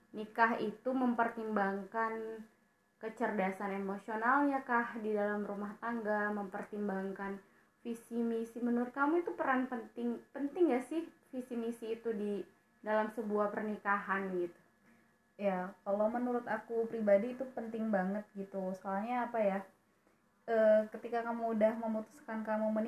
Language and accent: Indonesian; Jambi, Indonesia; Aku dari Jambi Aku ketemu Mega itu di Pare